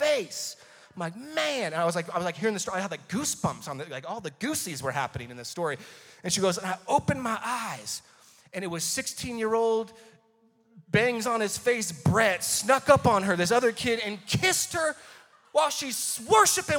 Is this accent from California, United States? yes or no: yes; Paradise, California, United States; moved away as an adult; we're from Paradise, California